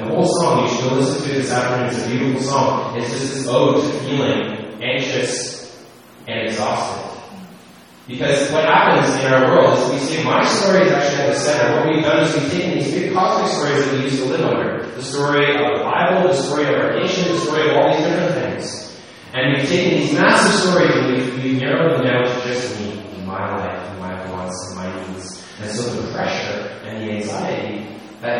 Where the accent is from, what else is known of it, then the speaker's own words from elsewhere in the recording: Canada; we're Canadian